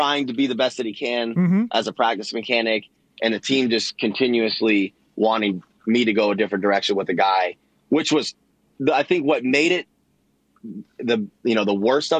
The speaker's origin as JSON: {"language": "English", "town": "Orlando", "region": "Florida", "country": "United States", "tie": "born or raised there", "said": "I was born and raised in Orlando, Claremont"}